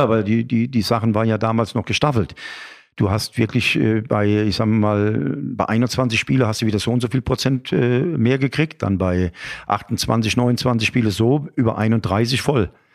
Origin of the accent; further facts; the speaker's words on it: Aschaffenburg, Bavaria, Germany; Ich bin zwar in Aschaffenburg geboren